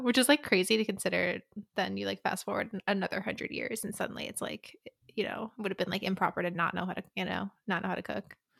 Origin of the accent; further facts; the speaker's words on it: United States; I'm American.